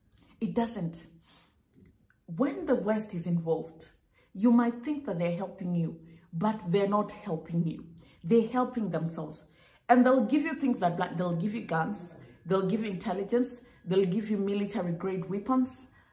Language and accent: English; Kenya; Even when I was in Kenya, growing up in Kenya, we went to school, in primary school.